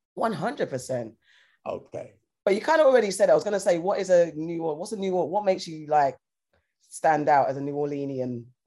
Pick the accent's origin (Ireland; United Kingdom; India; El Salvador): United Kingdom; we say shops in the UK